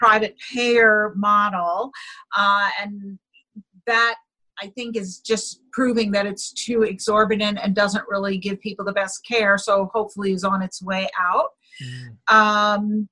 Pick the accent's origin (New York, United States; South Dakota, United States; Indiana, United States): New York, United States; New York City; I grew up in New York City